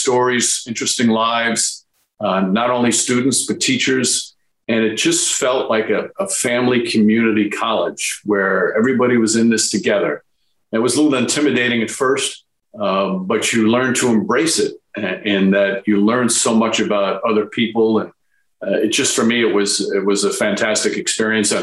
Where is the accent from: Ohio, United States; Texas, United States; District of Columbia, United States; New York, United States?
New York, United States; Yonkers; I grew up in Yonkers, right on the Yonkers Bronx line in New York